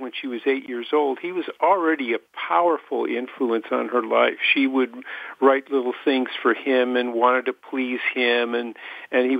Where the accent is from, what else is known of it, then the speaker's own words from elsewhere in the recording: Detroit, Michigan, United States; I used to watch them on Million Dollar Movie when I was growing up in Detroit